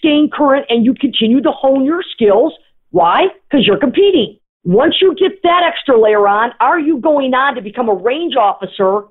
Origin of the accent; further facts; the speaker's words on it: Sault Ste. Marie, Michigan, United States; I'm from Sault Ste. Marie, Michigan, because I am